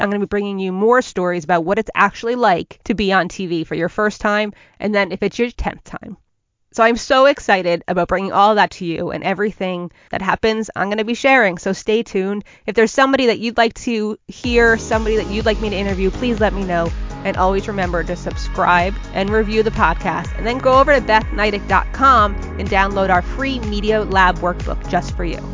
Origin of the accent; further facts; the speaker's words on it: Northern New Jersey, United States; I'm a Jersey girl through and through. I grew up in Northern Jersey.